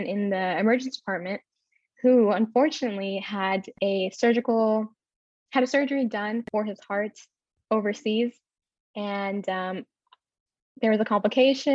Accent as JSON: {"language": "English", "town": "Houston", "region": "Texas", "country": "United States", "moved": "as an adult", "lives_now": "Philadelphia, United States", "said": "I'm originally from Houston, Texas, and I went to the University of Houston"}